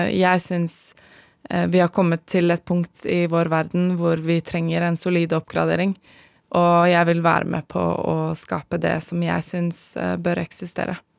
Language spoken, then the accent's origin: Norwegian; Asker, Akershus, Norway; moved away as an adult; now in Namibia; jeg er fra Asker